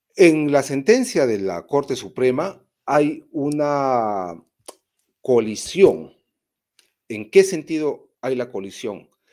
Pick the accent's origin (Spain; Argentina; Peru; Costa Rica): Peru; Moquegua; en mi pueblo, en Moquegua